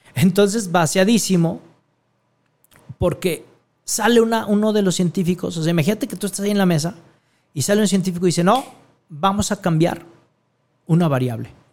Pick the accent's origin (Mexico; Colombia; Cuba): Mexico; Guadalajara, Jalisco; en mi tierra, aquí en Guadalajara, Jalisco, México